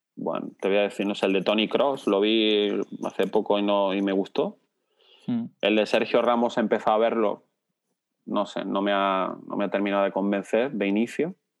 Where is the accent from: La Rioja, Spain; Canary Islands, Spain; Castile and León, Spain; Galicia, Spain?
La Rioja, Spain; Logroño; nací en Logroño